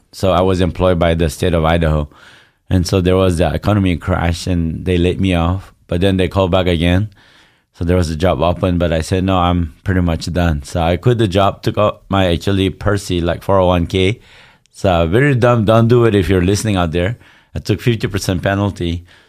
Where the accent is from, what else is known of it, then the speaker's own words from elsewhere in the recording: Northeast India, India; Yeah, I grew up in India, but very close to Burma. So we're actually a tribe, a 40-plus tribe. We're supposed to be a nation called Naga, but we haven't got the freedom.